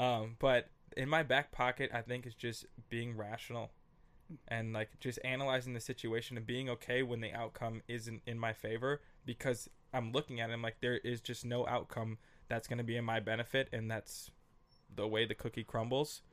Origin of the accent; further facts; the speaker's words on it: Minneapolis, Minnesota, United States; moved away as an adult; also born or lived in San Diego / Los Angeles / New York; I grew up on Russell Avenue North in Minneapolis